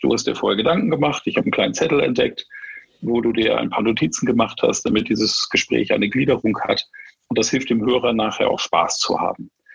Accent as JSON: {"language": "German", "country": "Germany", "moved": "yes", "said": "ich bin Schwartburger"}